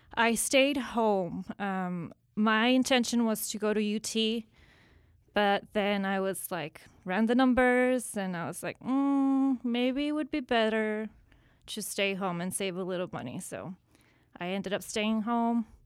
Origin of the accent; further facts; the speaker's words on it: San Antonio, Texas, United States; from San Antonio, uh, first generation from, parents from Mexico, um, pretty much grew up here.